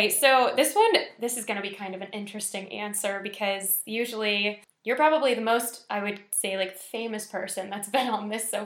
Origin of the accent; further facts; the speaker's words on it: Tampa, Florida, United States; moved away; I'm from Tampa